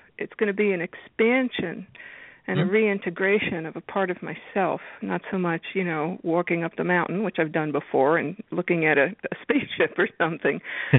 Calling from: New York, United States; I'm calling you from New York.

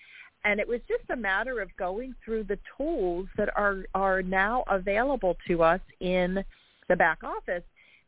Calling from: Jacksonville, Florida, United States; I'm calling from Jacksonville, Florida.

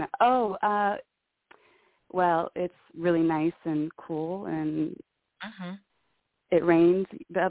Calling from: New Mexico, United States; from New Mexico.

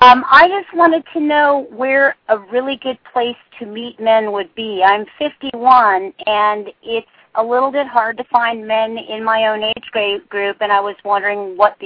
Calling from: Hallandale Beach, Florida, United States; I'm calling from Hallandale Beach, Florida.

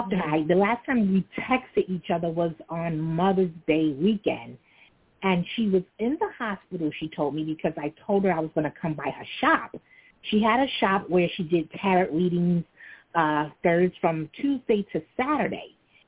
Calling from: New York City, New York, United States; I'm calling from Brooklyn.

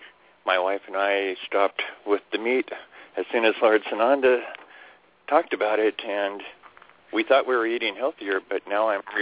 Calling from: Spokane, Washington, United States; Hi, this is … from Spokane, Washington.

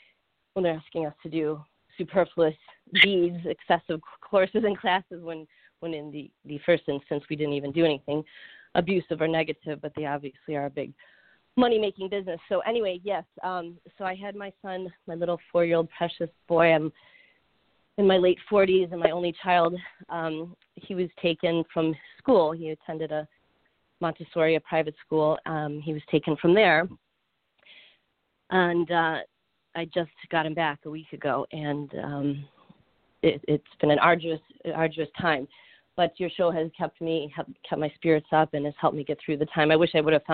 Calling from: Florida, United States; So I'm calling from Florida

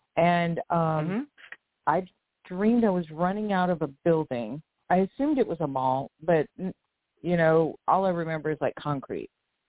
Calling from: Louisiana, United States; Hi, Deborah. Hi. From Louisiana.

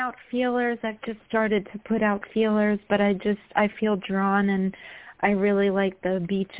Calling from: New York City, New York, United States; I'm calling from New York.

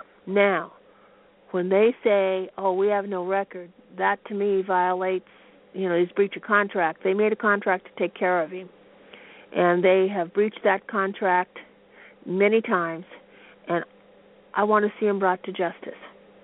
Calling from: Pendleton, Oregon, United States; I'm from Pendleton, Oregon.

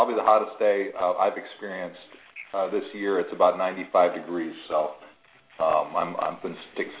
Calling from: Florida, United States; I'm calling from Florida.

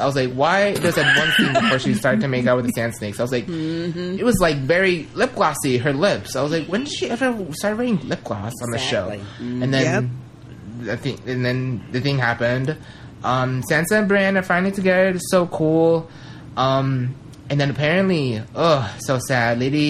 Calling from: Las Vegas, Nevada, United States; from Las Vegas, and I'm finally back from Canada.

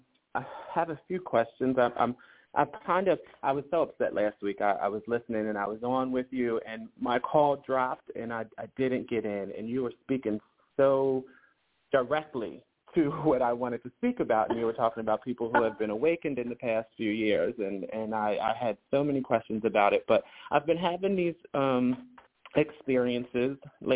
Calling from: Philadelphia, Pennsylvania, United States; I'm calling from the Philadelphia area.

